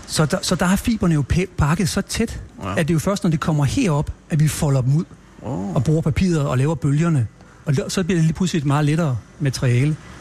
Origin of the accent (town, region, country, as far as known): Stoholm, Central Denmark Region, Denmark; born or raised there; also born or lived in Copenhagen